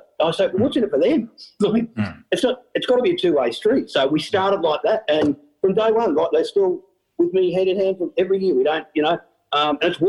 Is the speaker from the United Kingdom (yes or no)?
no; Australia; I'm from Australia